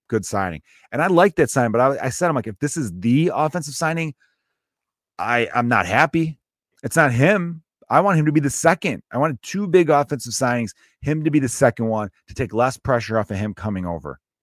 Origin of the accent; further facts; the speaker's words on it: Chicago, Illinois, United States; I grew up in Chicago where you have to pick a team